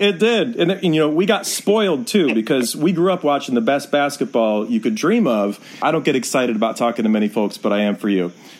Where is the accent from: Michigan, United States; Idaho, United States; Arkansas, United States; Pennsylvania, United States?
Michigan, United States; Detroit; grew up during the Bad Boys era. You know, so when I was a kid growing up in Detroit